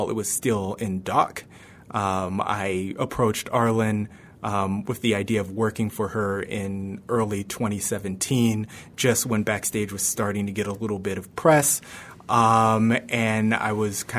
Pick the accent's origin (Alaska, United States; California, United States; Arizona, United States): California, United States; Bay Area, Silicon Valley; moved away as an adult; also born or lived in New York; I grew up in the Bay Area in the Silicon Valley